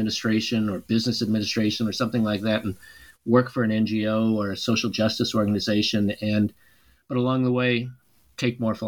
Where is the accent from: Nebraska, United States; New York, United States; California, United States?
Nebraska, United States; I grew up in Nebraska